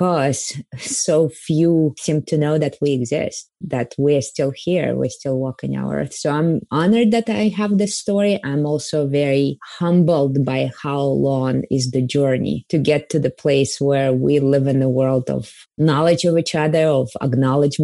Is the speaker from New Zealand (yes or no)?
no; Kazakhstan; I was born in the Soviet Union and specifically in the part of the Soviet Union where most of the concentration camps were, which is Kazakhstan